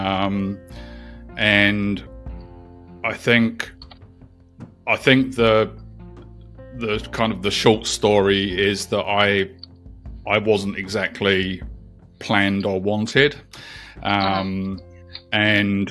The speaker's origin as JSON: {"language": "English", "region": "London", "country": "United Kingdom", "tie": "born or raised there", "moved": "as an adult", "lives_now": "New Zealand", "said": "I'm actually originally from the UK. I was born in London, and I migrated to New Zealand just before the millennium"}